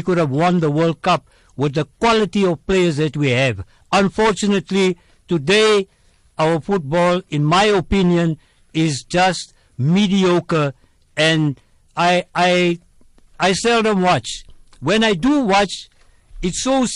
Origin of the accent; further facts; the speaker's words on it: South Africa; I am a South African first, before an Indian